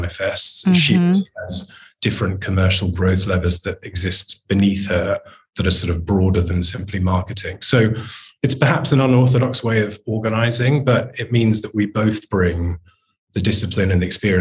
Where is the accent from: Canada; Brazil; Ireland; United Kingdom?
United Kingdom; I'm a British man in my 40s